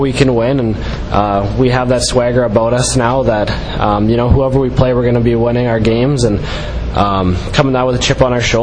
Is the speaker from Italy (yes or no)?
no; Alberta, Canada; moved away as an adult; also born or lived in Red Deer, Alberta; So originally I grew up in Old Alberta, which is in Western Canada. Played my minor hockey in my hometown and then about 45 minutes away in Red Deer